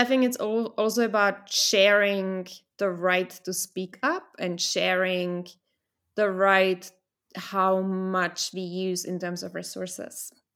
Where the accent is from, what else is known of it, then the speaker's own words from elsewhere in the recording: Vienna, Austria; moved away; also born or lived in Czech Republic; I was born in a Czech Republic, and then I got lucky because I got to move to Austria, to Vienna, f, to live with my father